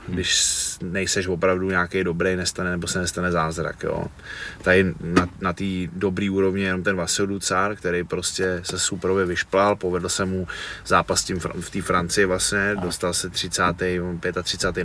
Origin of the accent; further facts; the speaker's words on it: Cheb, Karlovy Vary Region, Czechia; já jsem z toho Chebu, jo, jsem vyrůstal v Chebu a. na západě